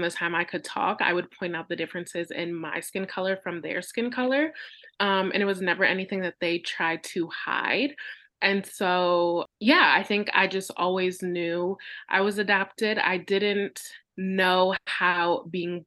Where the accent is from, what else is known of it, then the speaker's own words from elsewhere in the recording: Michigan, United States; moved away as an adult; also born or lived in Detroit, Michigan; now in Pennsylvania, United States; I was born in Detroit, Michigan, and in the United States, and I was raised about an hour north in a very small white town. Grew up there for 18 years